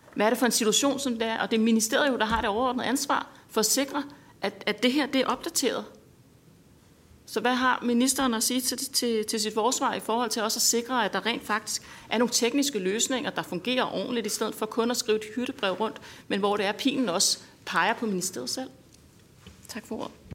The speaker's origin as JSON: {"language": "Danish", "area": "North Zealand", "region": "Capital Region of Denmark", "country": "Denmark", "said": "Jeg er selv fra Nordsjælland"}